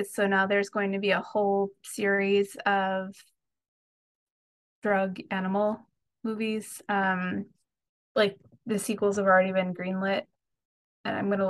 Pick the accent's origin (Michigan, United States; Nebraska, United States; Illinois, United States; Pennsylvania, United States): Pennsylvania, United States; Philadelphia; moved away; So I'm from Philly originally